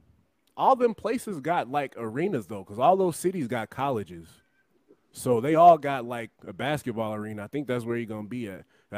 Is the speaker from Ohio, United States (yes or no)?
yes; Cincinnati, Ohio, United States; Growing up in Cincinnati, Ohio